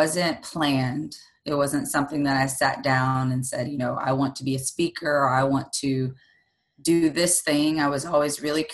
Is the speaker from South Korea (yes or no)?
no; Mississippi, United States; I grew up in a traditional, I'm from Mississippi, so I'm in the Bible Belt state, in this area, on the coast